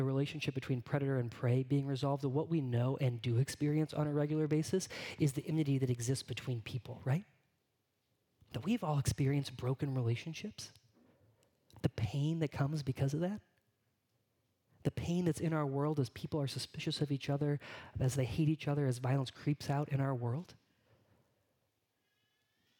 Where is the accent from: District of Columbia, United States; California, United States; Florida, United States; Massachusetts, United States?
California, United States; moved away; Growing up in California